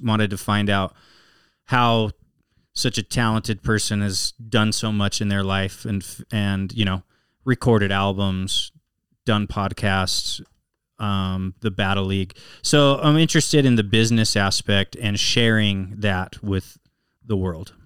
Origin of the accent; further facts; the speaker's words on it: Salt Lake City, Utah, United States; born and raised in Salt Lake City, Utah.